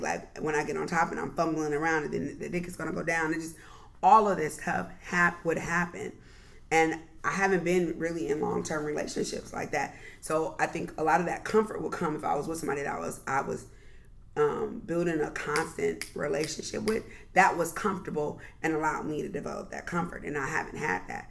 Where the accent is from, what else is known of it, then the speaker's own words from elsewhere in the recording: Southern California, United States; I grew up in Southern California